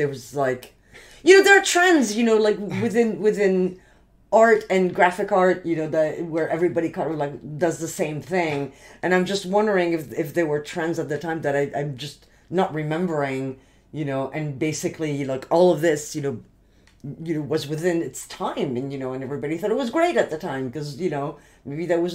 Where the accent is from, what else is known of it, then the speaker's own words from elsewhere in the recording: France; moved away; I grew up in France